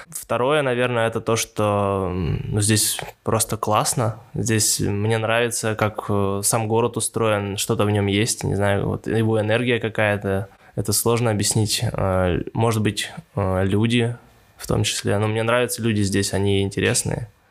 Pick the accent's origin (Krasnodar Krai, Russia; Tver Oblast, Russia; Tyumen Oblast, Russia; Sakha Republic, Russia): Tyumen Oblast, Russia; Tobolsk; moved away as an adult; now in Tyumen, Russia; Я из Тобольска, и я переехал в Тюмень сколько уже? 9 лет назад. Я поступал в университет